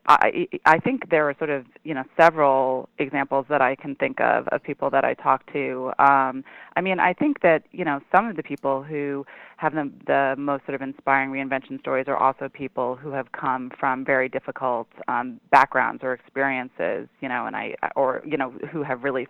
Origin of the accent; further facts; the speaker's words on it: New York City, New York, United States; also born or lived in Ithaca, New York; I grew up in New York City on East 79th Street